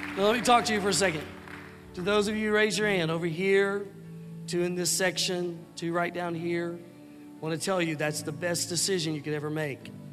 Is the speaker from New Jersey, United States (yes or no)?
no; Pine Bluff, Arkansas, United States; Growing up in Pine Bluff, Arkansas, we were near the Arkansas River